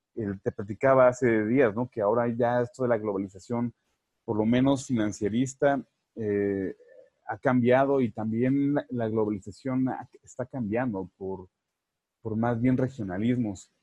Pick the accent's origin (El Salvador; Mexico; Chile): Mexico; moved away as an adult; also born or lived in Costa Rica; yo soy mexicano de nacimiento, sin embargo, yo siempre he dicho que soy mexicanitico, porque a la edad de 22 años llegué a Costa Rica